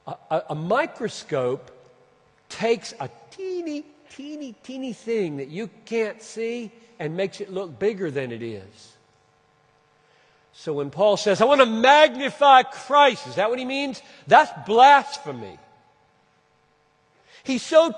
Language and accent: English; Minneapolis, Minnesota, United States; In Minneapolis, that's my hometown